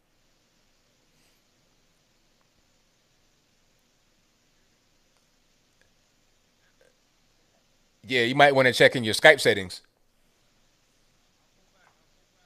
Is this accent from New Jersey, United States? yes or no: no; West Virginia, United States; moved away; I was born in West Virginia. I got a lot of family up there